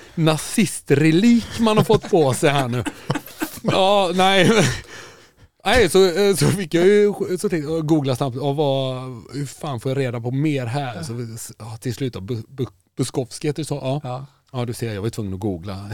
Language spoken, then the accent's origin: Swedish; Kungälv, Västra Götaland, Sweden; Jag är från Kungälv